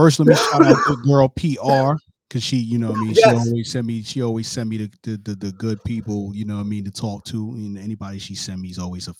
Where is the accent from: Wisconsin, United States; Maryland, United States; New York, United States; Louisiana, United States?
New York, United States; New York City; now in Florida, United States; I'm from Brooklyn, New York. I'm in Florida right now. I live in Florida currently, but my parents live in Delaware, so I'm always in the Philly area too.